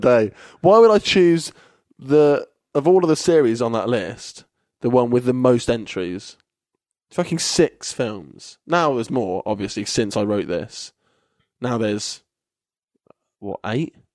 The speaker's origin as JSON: {"language": "English", "town": "Kettering", "region": "East Midlands", "country": "United Kingdom", "tie": "born or raised there", "moved": "as an adult", "lives_now": "Bristol, United Kingdom", "said": "Kettering, which is my hometown."}